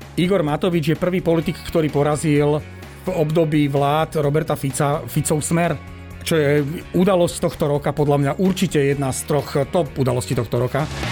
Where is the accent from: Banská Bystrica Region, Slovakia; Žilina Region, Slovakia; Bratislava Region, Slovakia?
Žilina Region, Slovakia; Žilina; ja som Žilinčan